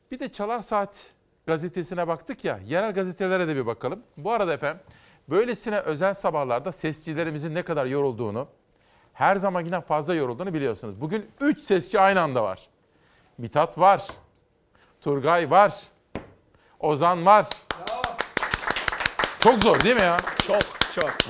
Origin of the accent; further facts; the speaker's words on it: Kütahya, Turkey; Memleketimden bir gazete Kütahya Ekspres 19 Mayıs Atatürk Anma Gençlik ve Spor Bayramı kutlu olsun diyor.